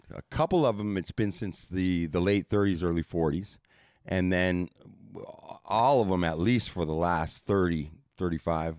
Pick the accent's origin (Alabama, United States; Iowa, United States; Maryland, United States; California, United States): California, United States; Santa Monica; I grew up in Santa Monica